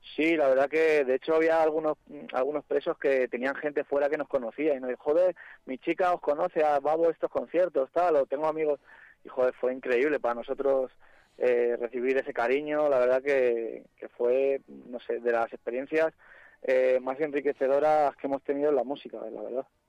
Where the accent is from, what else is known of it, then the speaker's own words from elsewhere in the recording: Madrid, Community of Madrid, Spain; somos de Carabanchel, nos hemos criado enfrente de una cárcel